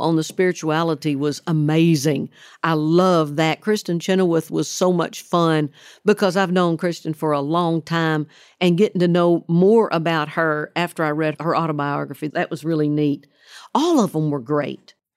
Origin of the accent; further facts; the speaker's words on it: Oklahoma, United States; moved away as an adult; now in Tennessee, United States; the state of Oklahoma, where I grew up